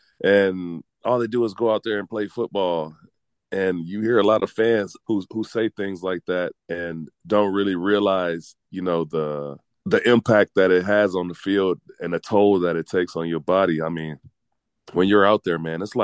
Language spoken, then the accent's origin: English; United States; especially being American and being from the States